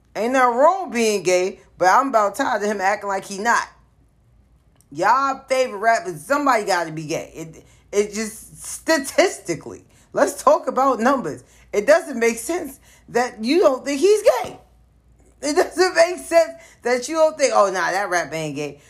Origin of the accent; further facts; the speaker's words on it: New York City, New York, United States; born and raised in the South Bronx in the late '80s